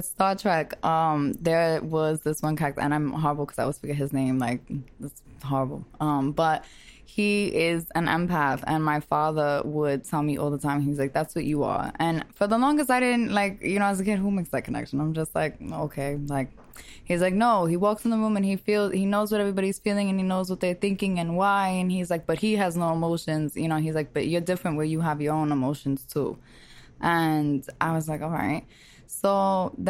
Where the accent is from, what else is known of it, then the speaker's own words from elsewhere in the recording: New York City, New York, United States; I am a girl from Brooklyn